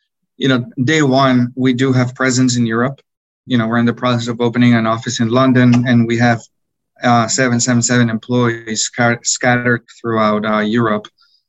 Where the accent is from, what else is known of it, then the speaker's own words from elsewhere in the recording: Bogotá, Colombia; I grew up in Bogota, in Colombia, where soccer or football is the number one sport.